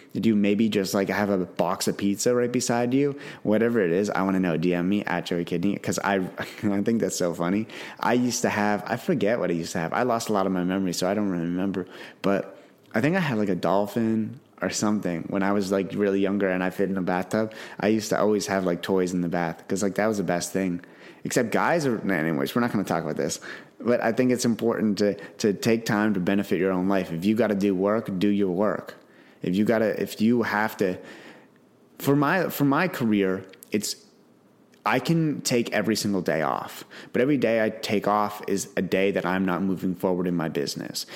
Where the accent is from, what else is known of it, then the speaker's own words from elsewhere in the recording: Canada; I'm from Canada